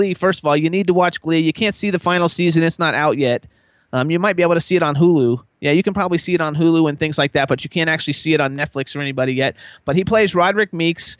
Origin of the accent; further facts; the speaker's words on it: Florida, United States; now in Pennsylvania, United States; We live in Pennsylvania, and I'm from Florida